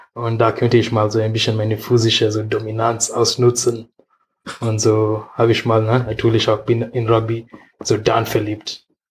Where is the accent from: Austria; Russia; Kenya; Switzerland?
Kenya; Nairobi; German is a second language; moved away as an adult; now in Germany; ich komme aus Kenia, von der Hauptstadt Nairobi